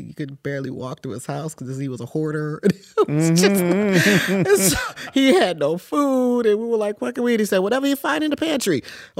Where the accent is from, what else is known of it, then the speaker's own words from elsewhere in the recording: Dallas, Texas, United States; I'm from Dallas.